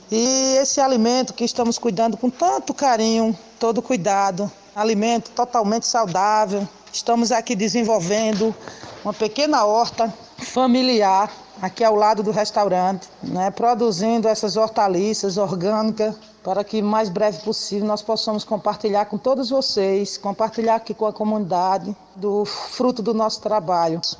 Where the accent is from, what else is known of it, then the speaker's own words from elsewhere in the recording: Alagoa Grande, Paraíba, Brazil; sou aqui do Quilombo Caiana dos Crioulos, município de Alagoa Grande, estado da Paraíba